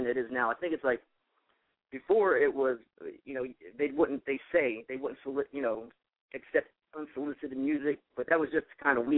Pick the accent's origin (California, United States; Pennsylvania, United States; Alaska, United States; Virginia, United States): Pennsylvania, United States; Philadelphia; I'm from South Philly.